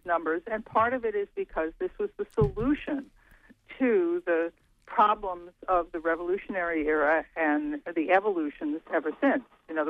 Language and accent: English; Wisconsin, United States; my home state of Wisconsin